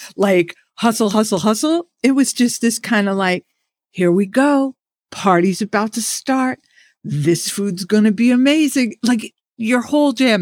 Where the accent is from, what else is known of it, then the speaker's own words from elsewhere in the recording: New York City, New York, United States; we're both kids from the Burroughs.